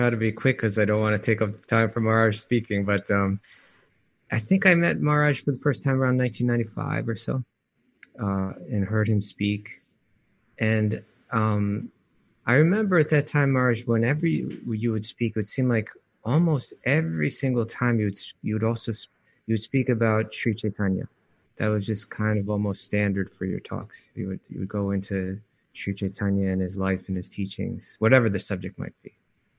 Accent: New York, United States; being a New Yorker

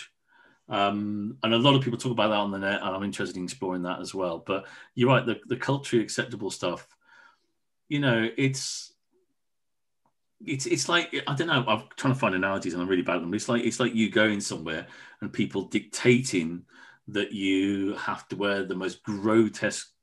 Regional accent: Wolverhampton, West Midlands, United Kingdom; moved away; also born or lived in Truro; I was brought up in Wolverhampton

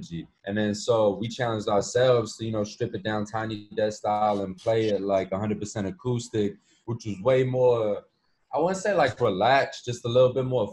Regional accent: Chicago, Illinois, United States; I'm from Chicago

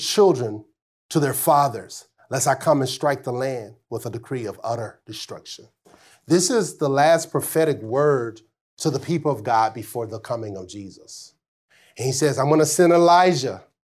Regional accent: Arkansas, United States; growing up in Arkansas

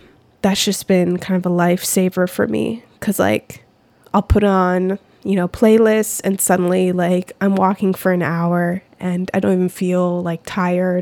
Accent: United States; as an American

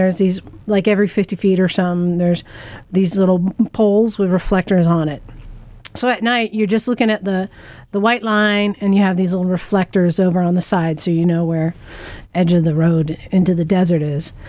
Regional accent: Utah, United States; now in Santa Cruz, United States; I was born in Utah

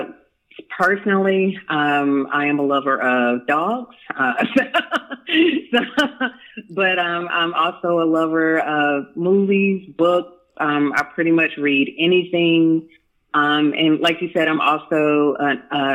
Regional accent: Durham, North Carolina, United States; I'm originally from Durham, North Carolina

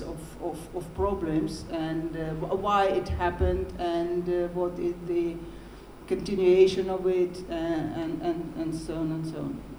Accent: Baku, Azerbaijan; first language Russian; English is a second language; now in Moscow, Russia; I'm half Armenian and I was born in Baku

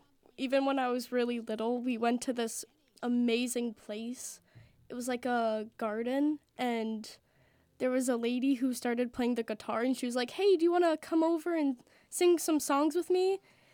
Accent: Nashua, New Hampshire, United States; Nashua, New Hampshire.

